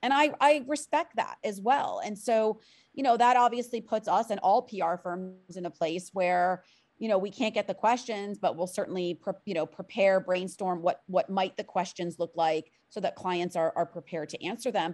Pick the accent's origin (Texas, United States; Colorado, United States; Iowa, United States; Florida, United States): Florida, United States; Miami; I'm a born and raised native of, of South Florida, of Miami